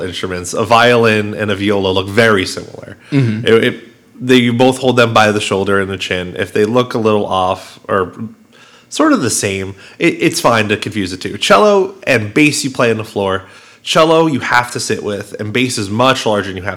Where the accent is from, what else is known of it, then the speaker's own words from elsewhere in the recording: West Islip, New York, United States; also born or lived in Brentwood, New York; I grew up a lot in that house, so despite being from West Islip, I've had a lot of time in Brentwood through my life